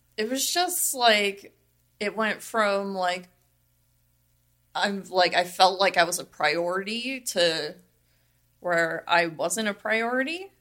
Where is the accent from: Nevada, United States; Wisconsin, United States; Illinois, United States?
Nevada, United States; Las Vegas; I'm from Vegas, born and raised.